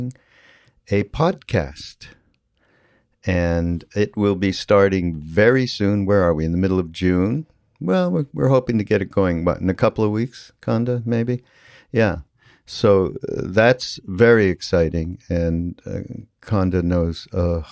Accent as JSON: {"language": "English", "country": "Canada", "said": "I have a little bit of a different background because I'm from Canada, which is it is different than growing up in the United States to some degree"}